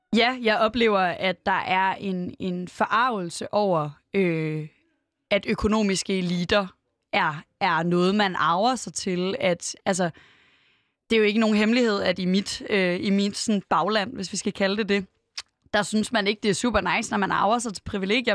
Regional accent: Aarhus, Central Denmark Region, Denmark; Jeg er vokset op i Aarhus, øh, ret tæt på Gellerup

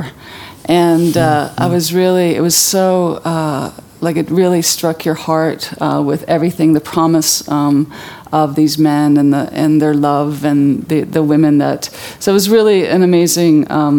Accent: Vancouver, British Columbia, Canada; I was brought up in Vancouver, living in the city

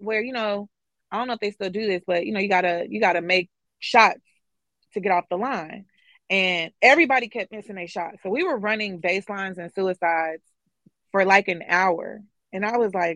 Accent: Kansas City, Missouri, United States; moved away; I grew up kind of in the area in Kansas City that kind of separates the inner city from the suburbs

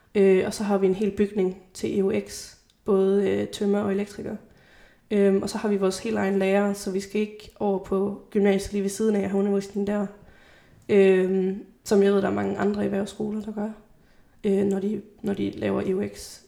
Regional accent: Grenaa, Central Denmark Region, Denmark; gymnasiet i Grenå, øh, hvor jeg er fra.

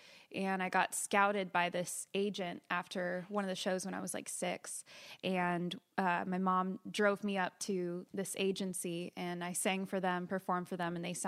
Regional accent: California, United States; also born or lived in Florida / Marietta, Georgia; So we moved. I was born in Florida, and then we lived in Marietta, Georgia until I was five. And then we moved to California.

